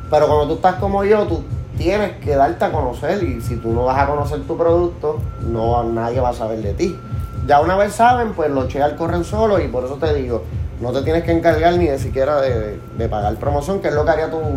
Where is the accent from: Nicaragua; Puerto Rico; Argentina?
Puerto Rico; Bayamón; born there; yo soy nacido en Bayamón y eso... pues como dicen Tú te puedes salir de Bayamón, pero no pueden sacar a Bayamón de ti.